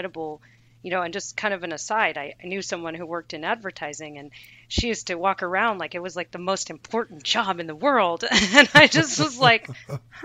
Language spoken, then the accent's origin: English; Bay Area, California, United States; I grew up in the Bay Area